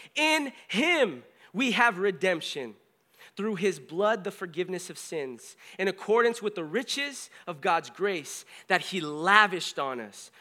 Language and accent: English; California, United States; also born or lived in Springfield, Missouri; I was from California